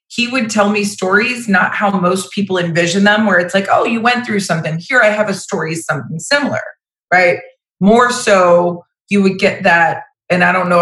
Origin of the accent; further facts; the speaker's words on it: Vero Beach, Florida, United States; I was born in Vero Beach, Florida. So I'm an actual Florida native.